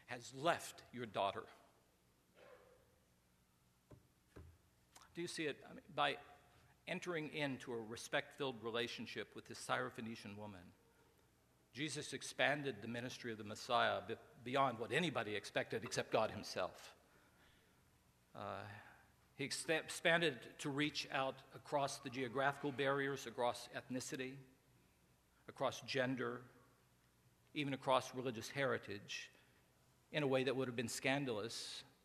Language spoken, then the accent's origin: English; Beckley, West Virginia, United States; also born or lived in Bluefield, West Virginia; I grew up in Beckley, West Virginia.